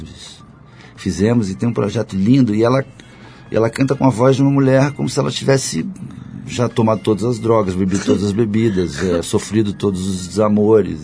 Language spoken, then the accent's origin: Portuguese; Rio de Janeiro, Brazil; sou carioca, conheço muito bem favela